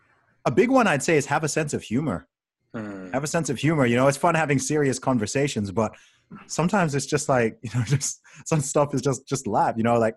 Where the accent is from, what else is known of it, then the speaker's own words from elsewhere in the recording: Saudi Arabia; since I was a kid, you know, growing up in Saudi Arabia, I was surrounded by all kinds of different people